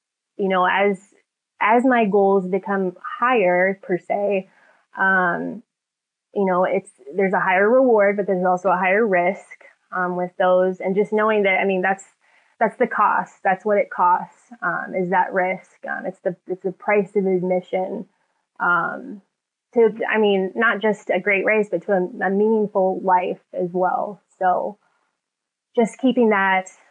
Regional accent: San Diego, California, United States; my hometown of San Diego

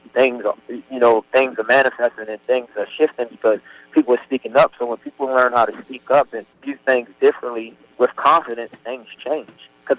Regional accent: Baltimore, Maryland, United States; honestly, I was afraid to show the world I was from Baltimore.

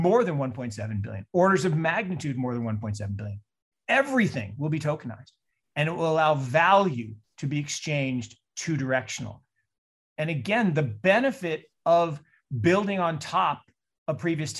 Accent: Seattle, Washington, United States; I grew up in Seattle

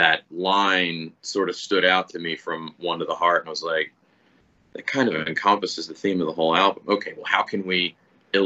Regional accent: Reading, Pennsylvania, United States; I'm from Reading, Pennsylvania

